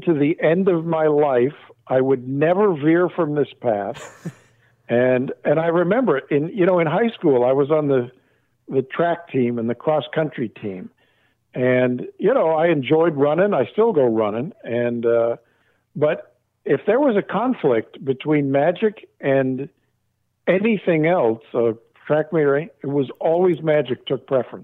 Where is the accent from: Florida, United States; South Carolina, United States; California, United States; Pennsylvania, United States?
California, United States; Arcadia; I grew up in Arcadia, about oh 25 miles from there